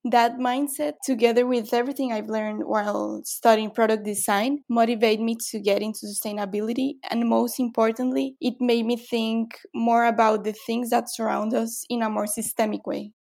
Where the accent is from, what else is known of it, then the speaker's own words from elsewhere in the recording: Guatemala; now in Brazil; I'm from Guatemala, but right now I live in Brazil